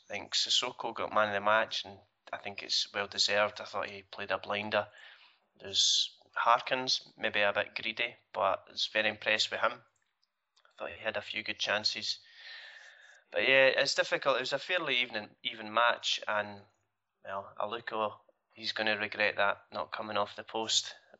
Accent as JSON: {"language": "English", "town": "Stirling", "region": "Scotland", "country": "United Kingdom", "tie": "born or raised there", "said": "I don't come from Glasgow. I come from Stirling."}